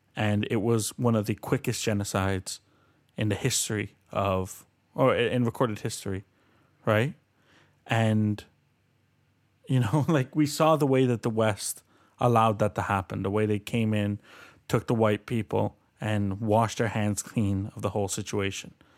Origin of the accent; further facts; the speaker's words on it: Colombia; now in Canada; I'm from Colombia